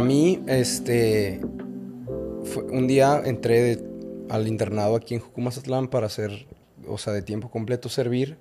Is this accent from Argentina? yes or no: no; León, Guanajuato, Mexico; now in Mazatlán, Mexico; Yo soy de México, nacido en León, Guanajuato, y criado en León, Guanajuato